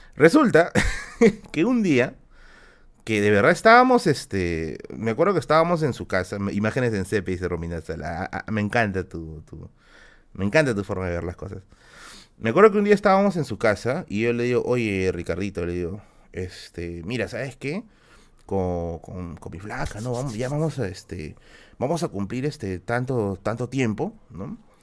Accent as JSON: {"language": "Spanish", "area": "Villa El Salvador", "region": "Lima", "country": "Peru", "said": "soy de Villa Salvador, Nisi, soy de Villa Salvador"}